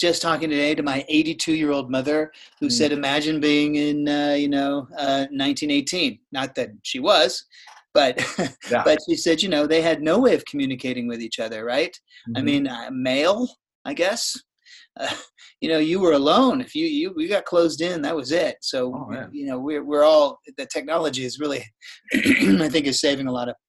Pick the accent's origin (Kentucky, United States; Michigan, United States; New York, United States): New York, United States; New York City; moved away; And I was from New York City, moved here in 2005, but spent a decade there, and we still have tons of friends there